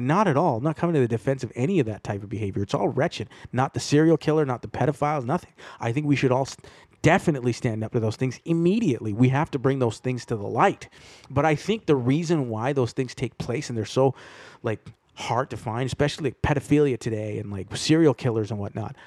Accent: Toronto, Ontario, Canada; I grew up in Toronto

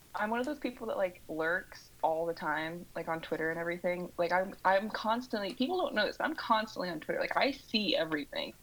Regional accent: Southwest Missouri, United States; accent: twang from the southern Midwest; originally I'm from um, Southwest Missouri

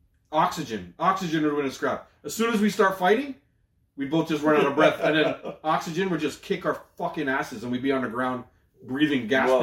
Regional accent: Toronto, Ontario, Canada; I grew up in Malvern.

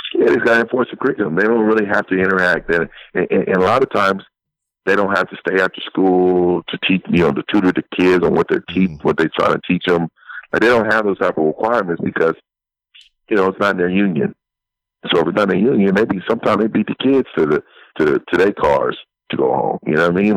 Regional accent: San Francisco, California, United States; moved away; I'm originally from San Francisco, so I was born and raised there

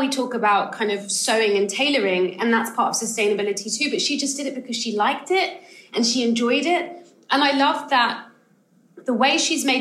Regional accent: United Kingdom; I'm a British-born Ghanaian, so I have like a slightly different kind of perspective too, because I'm kind of second generation. My family moved over to the UK

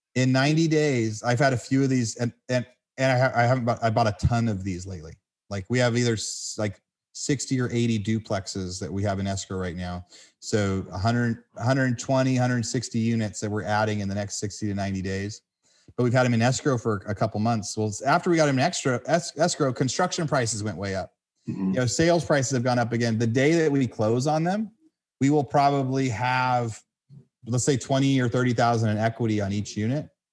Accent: California, United States; I'm from California where the houses were 500 million dollars a piece

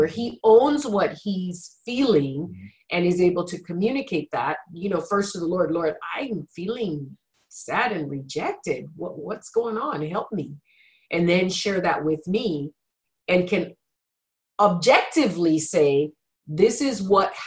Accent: Nigeria; moved away; growing up in Nigeria where there was a lot of lack and scarcity

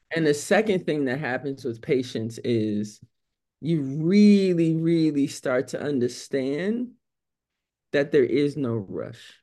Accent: New York City, New York, United States; moved away; I am from New York City, right? It, it's very different growing up in New York City as a black young girl

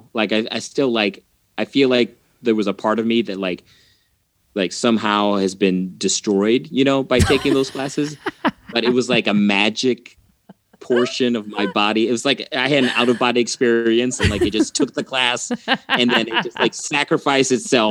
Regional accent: Mexico; also born or lived in Texas; I'm originally from Mexico through Texas.

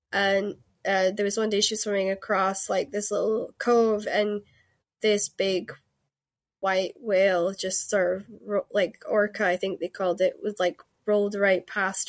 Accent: Scotland, United Kingdom; accent: Scottish; This is my podcast accent. If you actually heard like my Scottish, it's like very thick and fast, and this is my Cali. They call it my Cali accent because I had a lot of American friends who sort of taught me how to speak slower and better.

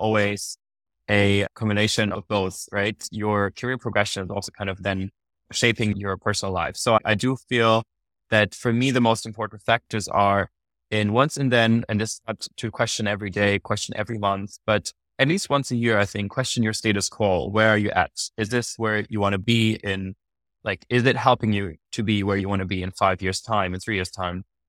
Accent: Munich, Bavaria, Germany; first language German; English is a second language; moved away as an adult; also born or lived in London; I moved also from Munich to London to study management for three years

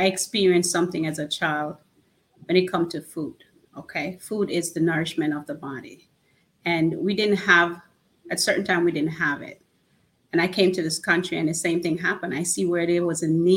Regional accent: Orlando, Florida, United States; I am from Orlando, Florida

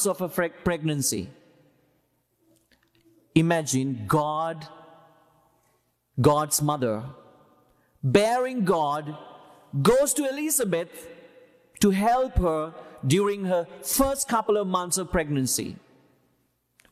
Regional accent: Sri Lanka; now in United States; where I am from Sri Lanka

